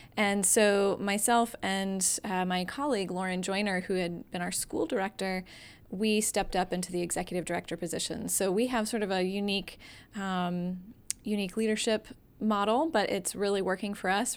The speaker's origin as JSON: {"language": "English", "town": "Atlanta", "region": "Georgia", "country": "United States", "also_born_or_lived": "Massachusetts", "moved": "as an adult", "lives_now": "Greensboro, United States", "said": "I'm originally from the Atlanta area"}